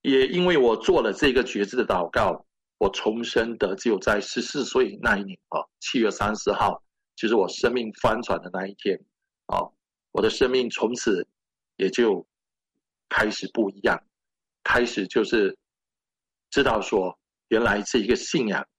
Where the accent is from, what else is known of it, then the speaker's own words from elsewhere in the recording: Malaysia; moved away as an adult; now in Canada; 我父亲来自中国福建省啊，那他十一岁就下到南洋，那我父亲是第一代的基督徒，那我算是第二代的基督徒，那我是土生土长，在马来西亚出生，马来西亚长大